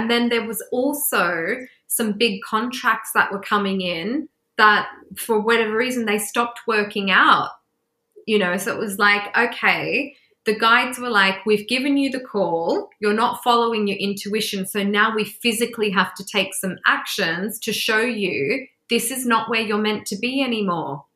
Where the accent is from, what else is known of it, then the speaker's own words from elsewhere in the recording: Australia; moved away as an adult; also born or lived in England; now in London, United Kingdom; the first place I went back to was my home country to Australia